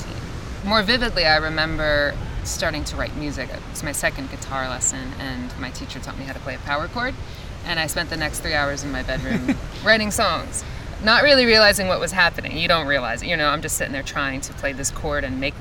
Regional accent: Metuchen, New Jersey, United States; also born or lived in Mahwah, New Jersey / Williamsburg, Brooklyn, New York; now in Asbury Park, United States; I grew up in Metuchen, which is north of here

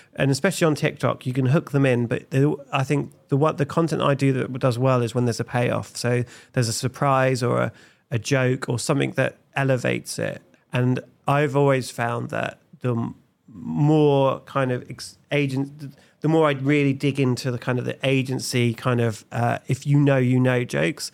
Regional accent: Felixstowe, East of England, United Kingdom; moved away as an adult; also born or lived in Nottingham; I was born in Felixstowe, the sunny capital of Suffolk

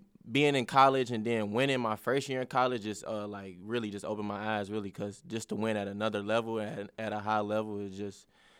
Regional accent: Cincinnati, Ohio, United States; and I'm from Cincinnati, so I've been seeing him play

